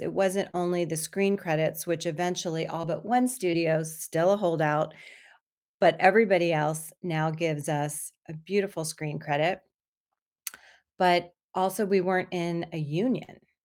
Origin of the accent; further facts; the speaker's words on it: Miami, Florida, United States; moved away; I grew up in Miami, Florida